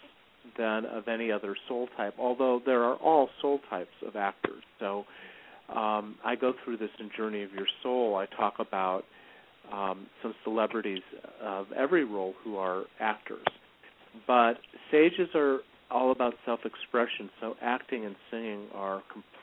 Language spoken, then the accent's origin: English; Chicago, Illinois, United States; I was born in Chicago